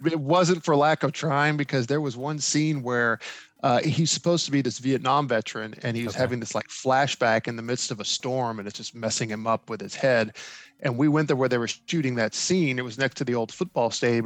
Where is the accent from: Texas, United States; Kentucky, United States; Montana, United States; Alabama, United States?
Kentucky, United States; Mayfield; now in Clarksville, United States; my hometown of Mayfield